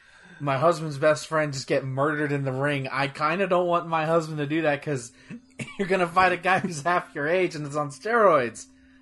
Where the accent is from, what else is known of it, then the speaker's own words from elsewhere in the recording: Texas, United States; growing up in Texas.